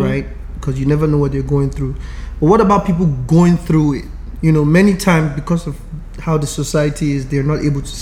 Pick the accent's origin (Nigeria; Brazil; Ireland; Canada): Nigeria; growing up as a Nigerian